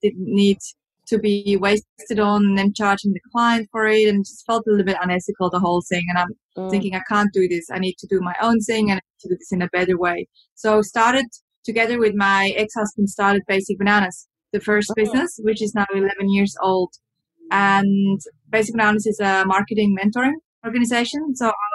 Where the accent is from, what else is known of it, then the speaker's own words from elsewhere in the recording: Switzerland; now in Australia; I grew up in Switzerland, and Switzerland is quite a conservative country